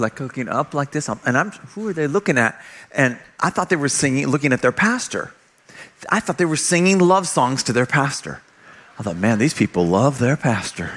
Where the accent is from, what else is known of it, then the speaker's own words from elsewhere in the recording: California, United States; moved away as an adult; also born or lived in Oklahoma; I grew up in California. Not proud of it, but it wasn't my choice. I was born there.